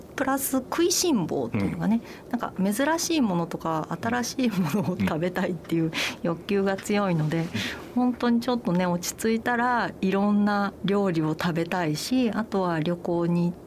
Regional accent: Osaka, Japan; moved away as an adult; now in Kyoto, Japan; 私も夫も関西人なんですね、京都の出身ではなく夫は滋賀で私は大阪なんですけれども

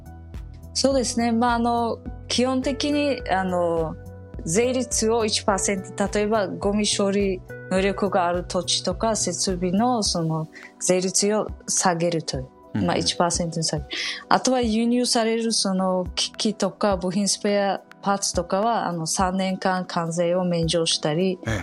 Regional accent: Samarkand, Samarqand Region, Uzbekistan; now in Japan; 生まれ育ったその第二にあの大きなそのサマルカンドの町

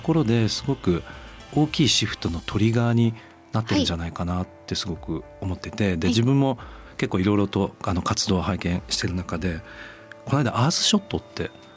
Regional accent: Tochigi, Japan; 僕栃木県

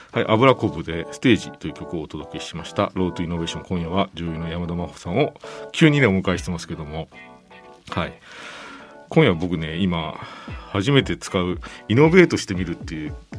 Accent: Kyushu, Japan; 僕九州生まれなんです生まれたのは九州で

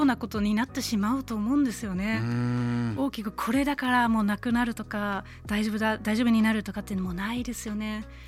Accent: Germany; born or raised there; now in Japan

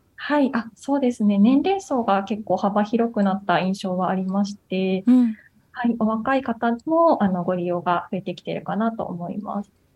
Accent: Ibaraki, Japan; 地元の茨城で働いておりまして

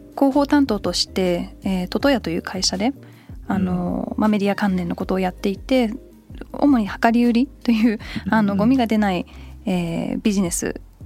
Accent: United Kingdom; 小1ぐらいの時にイギリスに移って

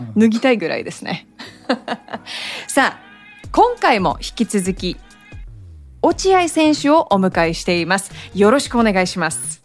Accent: Hawaii, United States; moved away; ハーフなんですけどで育ったのがずっと、はい、まあでもアメリカの中でもハワイっていうのがあるのかもしれないですけど

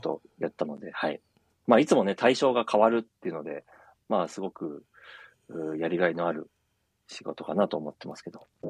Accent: Tokyo, Japan; moved away as an adult; also born or lived in Saitama; now in Minami-Alps, Japan; 私はずっと東京で生まれて、えー、35年ほど東京にいたんですけども

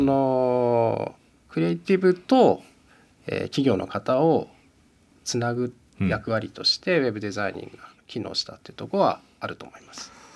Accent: Musashino, Tokyo, Japan; 僕生まれも吉祥寺で今もずっと吉祥寺なんですよ

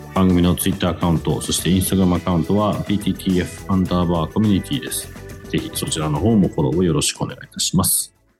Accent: United Kingdom; メインはずっとイギリスで育ってる

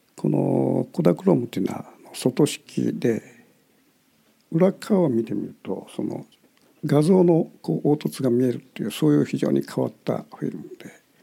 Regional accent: Kitakyushu, Fukuoka, Japan; 私の地元の北九州

